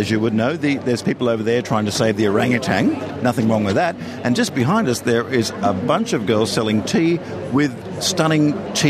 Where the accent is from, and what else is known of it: Australia